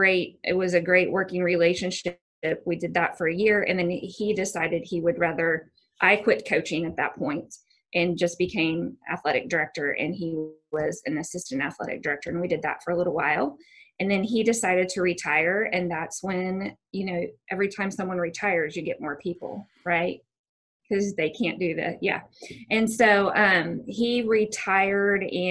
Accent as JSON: {"language": "English", "town": "Bixby", "region": "Oklahoma", "country": "United States", "tie": "born or raised there", "said": "I grew up actually in Bixby, Oklahoma. So got to come home. I grew up here"}